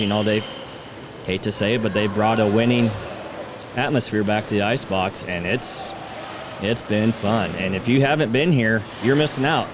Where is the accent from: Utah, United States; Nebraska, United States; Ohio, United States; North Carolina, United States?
Nebraska, United States; Seward; I'm from Seward.